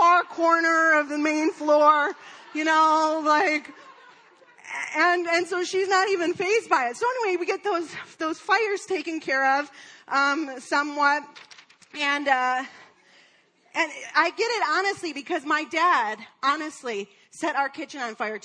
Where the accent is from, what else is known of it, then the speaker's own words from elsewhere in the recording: Detroit, Michigan, United States; I'm from Detroit